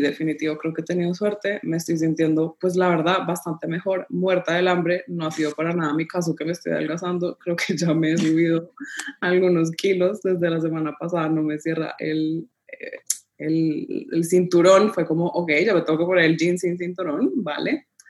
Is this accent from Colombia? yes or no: yes; Colombia; now in Panama; yo soy colombiana, mi esposo es italiano, vivimos en Panamá